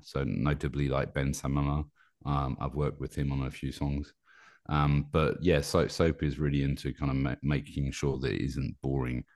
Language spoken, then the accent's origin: English; United Kingdom; also born or lived in Paris, France; now in Normandy, France; I'm British, but I live in Paris